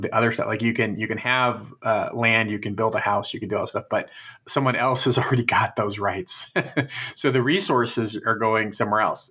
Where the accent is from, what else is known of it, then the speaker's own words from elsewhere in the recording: Fresno, California, United States; growing up in Fresno, we had canals